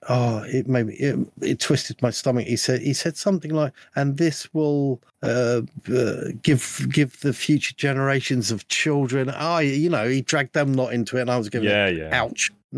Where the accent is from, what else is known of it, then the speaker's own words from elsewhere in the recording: United Kingdom; I'm a Brit